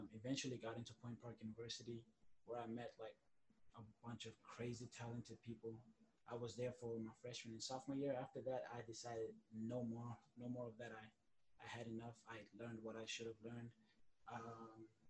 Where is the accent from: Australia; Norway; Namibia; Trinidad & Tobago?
Namibia; now in Pittsburgh, United States; I'm actually Namibian, born and raised in Southwest Africa.